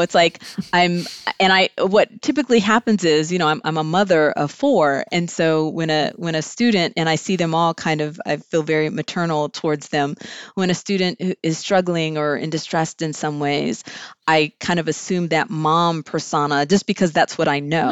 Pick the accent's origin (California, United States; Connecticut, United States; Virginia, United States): California, United States; Southern; moved away as an adult; also born or lived in Greensboro, North Carolina; grew up in Southern California